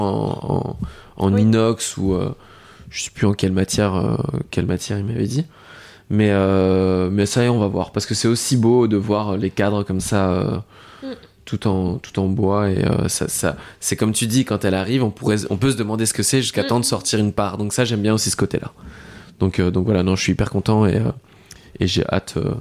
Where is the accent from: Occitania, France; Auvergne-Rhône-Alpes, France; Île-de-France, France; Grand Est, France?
Grand Est, France; Lorraine; je suis originaire de Lorraine